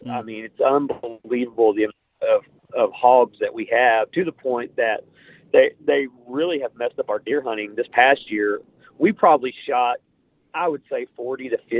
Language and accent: English; Oklahoma, United States; I'm from Pushmataha County